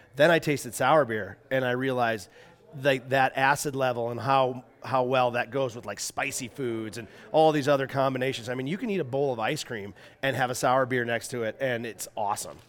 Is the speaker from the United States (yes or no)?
yes; Minnesota, United States; also born or lived in Salt Lake City, Utah; now in Paonia, United States; I grew up in Minnesota